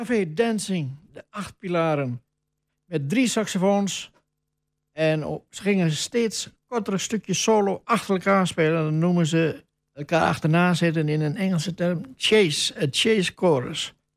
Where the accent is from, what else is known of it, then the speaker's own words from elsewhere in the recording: Wolvega, Friesland, Netherlands; now in Almelo, Netherlands; Ik ben geboren in Wolverga, dat was in negentien tweeënveertig. En toen stond ik als jongen van tien, stond ik altijd te kijken bij een café